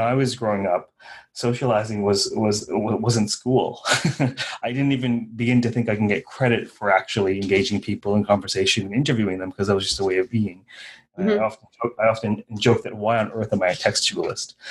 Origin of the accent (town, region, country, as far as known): Guyana; born or raised there